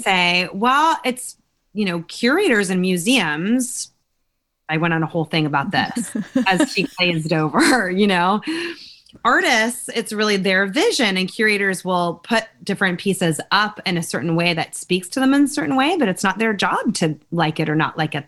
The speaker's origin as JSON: {"language": "English", "region": "California", "country": "United States", "tie": "born or raised there", "said": "I grew up in California"}